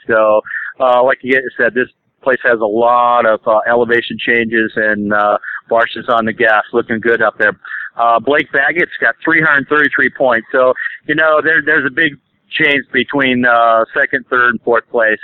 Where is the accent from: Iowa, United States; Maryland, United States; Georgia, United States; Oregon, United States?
Oregon, United States; I grew up in Oregon